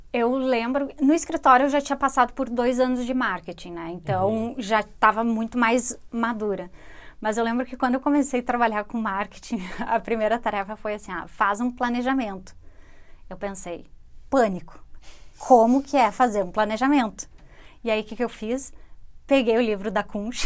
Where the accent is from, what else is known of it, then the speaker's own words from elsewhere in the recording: Rio Grande do Sul, Brazil; accent: rio-grandense; deveria identificar o sotaque rio-grandense